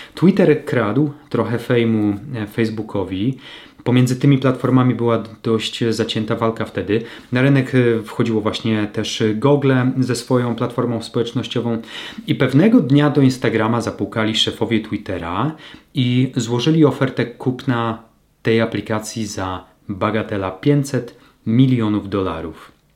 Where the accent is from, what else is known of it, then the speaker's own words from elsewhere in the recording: Lower Silesian Voivodeship, Poland; w mojej niewielkiej mieścinie na Dolnym Śląsku, w rodzinnym mieście